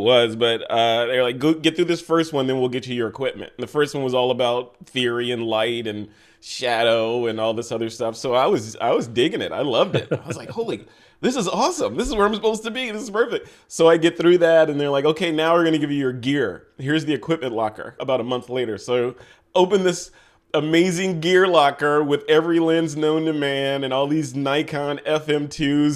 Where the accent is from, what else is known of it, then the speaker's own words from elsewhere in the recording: Chicago, Illinois, United States; moved away as an adult; also born or lived in Yokota Air Base, Japan; I'm from Chicago, you know, Southside kid from Chicago.